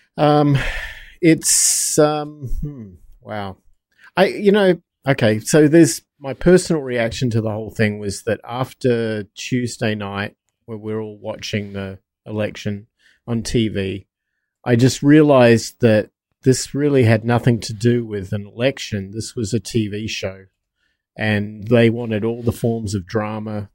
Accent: United States; I'm an American.

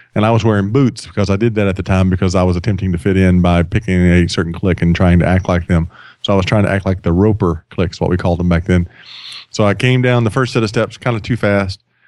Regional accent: Sweeny, Texas, United States; now in Atlanta, United States; I grew up on the Gulf Coast of Texas.

